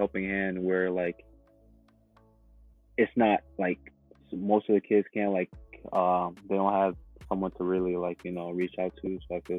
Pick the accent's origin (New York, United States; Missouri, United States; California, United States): New York, United States; Buffalo; also born or lived in Uganda; Buffalo, New York.